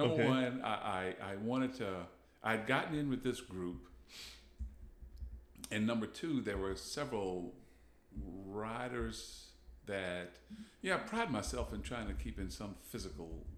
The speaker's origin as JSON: {"language": "English", "area": "Charlotte County", "region": "Virginia", "country": "United States", "tie": "born or raised there", "said": "I grew up in Charlotte County"}